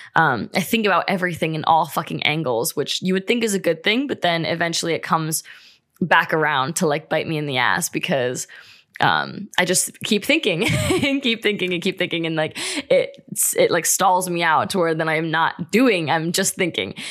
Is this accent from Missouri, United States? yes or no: no; Ohio, United States; moved away as an adult; now in California, United States; I'm from Ohio, we just moved to California